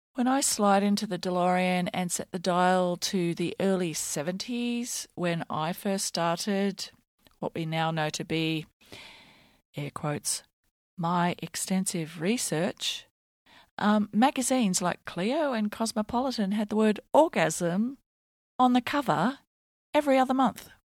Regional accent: Australia; I'm Australian

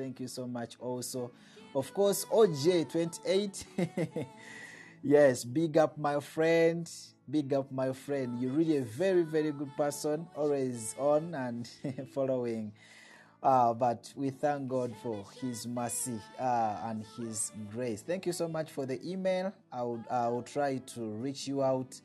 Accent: Uganda; I'm from Uganda. Uganda is my country. It's where I live, and I'm a citizen of Uganda

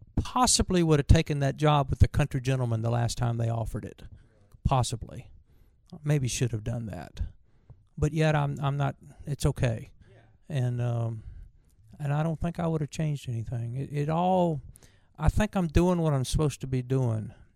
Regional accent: Virginia, United States; growing up in Virginia

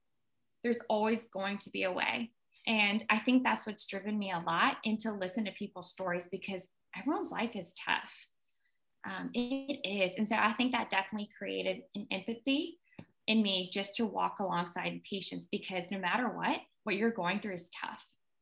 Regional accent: Richmond, Virginia, United States; also born or lived in Russia; We came to America in 1989. And so we were sponsored over. And I grew up in Richmond, Virginia.

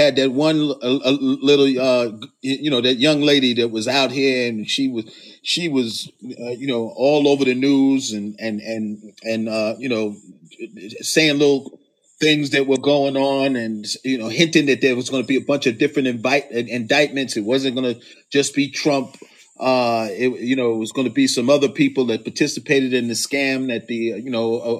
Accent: New York City, New York, United States; moved away as an adult; now in Georgia, United States; I'm born and raised in New York

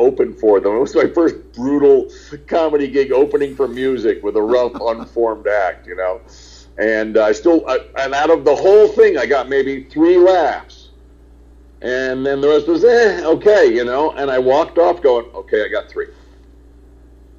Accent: New York, United States; also born or lived in Englewood, New Jersey; I grew up in New York and then right across from it, Englewood, New Jersey

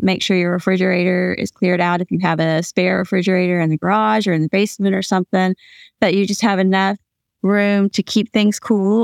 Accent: Atlanta, Georgia, United States; also born or lived in Louisville, Kentucky; now in Hickory, United States; I'm from Atlanta, Georgia. My family's from Louisville, Kentucky. I live in Hickory, North Carolina

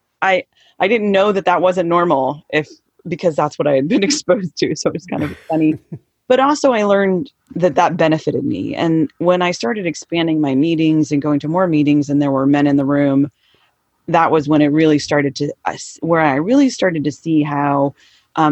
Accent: Southern California, United States; Okay, so I'm in San Diego now. I grew up in Southern California.

